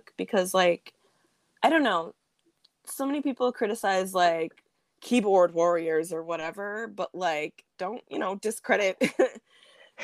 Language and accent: English; United States; a Black American